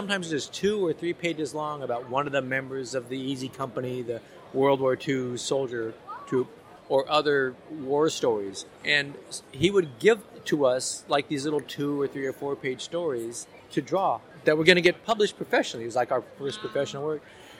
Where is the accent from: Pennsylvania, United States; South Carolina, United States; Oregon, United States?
Oregon, United States; Portland; moved away; I was from Portland, Oregon.